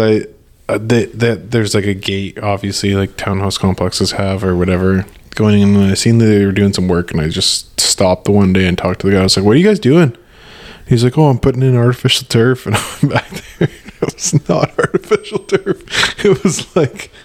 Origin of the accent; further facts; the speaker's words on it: Alberta, Canada; I'm from Alberta.